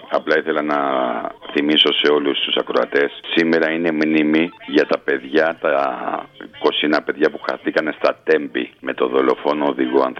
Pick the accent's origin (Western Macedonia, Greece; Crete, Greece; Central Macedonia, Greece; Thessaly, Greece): Thessaly, Greece; Makrinitsa; Θέλω να κάνω μια αναφορά εκεί για το χωριό μου, τη Μακρινίτσα.